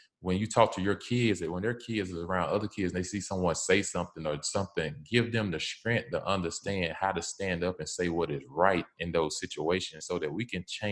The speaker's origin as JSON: {"language": "English", "region": "the South", "country": "United States", "said": "I'm from the South"}